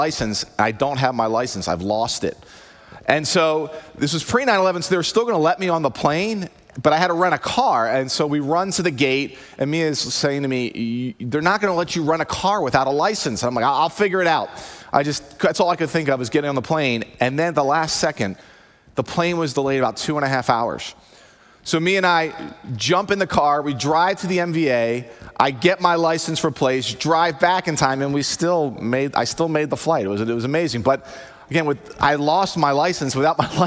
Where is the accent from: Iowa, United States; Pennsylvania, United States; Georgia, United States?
Pennsylvania, United States; Havertown; I grew up in Philadelphia in Havertown